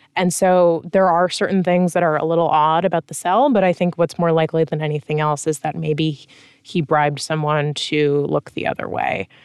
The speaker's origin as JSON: {"language": "English", "country": "United States", "said": "as an American"}